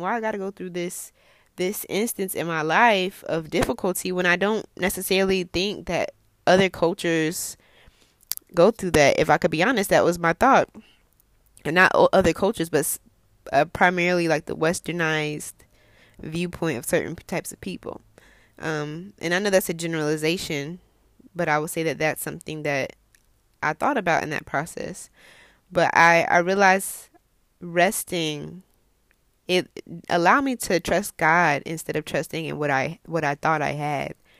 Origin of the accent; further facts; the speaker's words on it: United States; I'm American